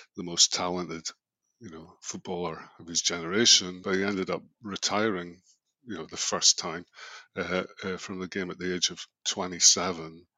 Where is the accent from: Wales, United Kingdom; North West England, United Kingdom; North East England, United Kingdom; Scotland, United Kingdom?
Scotland, United Kingdom; also born or lived in London; now in Melbourne, Australia; Being Scottish, you know what? I've been away for so long